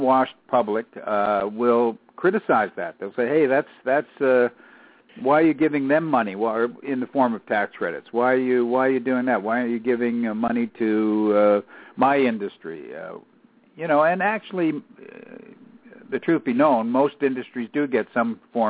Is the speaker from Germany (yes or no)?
no; Canada; I'm Canadian